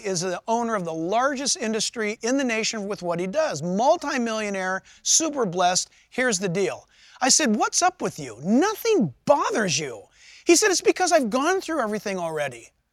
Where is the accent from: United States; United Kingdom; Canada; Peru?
United States; San Diego, California; moved away; also born or lived in Orange County, California; I was born in San Diego and migrated this far north to Orange County area.